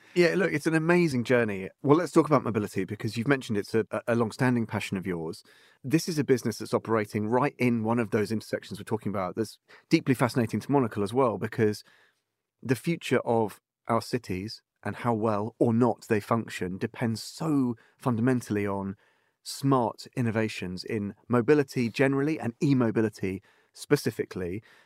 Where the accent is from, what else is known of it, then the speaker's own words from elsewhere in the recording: England, United Kingdom; when I was a kid, growing up in England